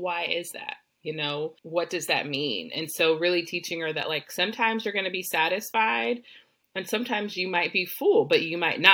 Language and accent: English; Texas, United States; I grew up in Texas